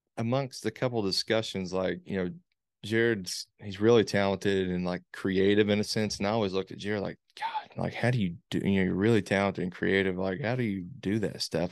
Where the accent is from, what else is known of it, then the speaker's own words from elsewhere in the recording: Morehead, Kentucky, United States; grew up here, born here, raised here